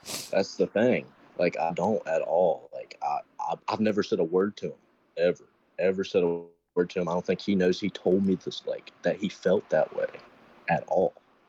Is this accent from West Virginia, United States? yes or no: yes; West Virginia, United States; West Virginia.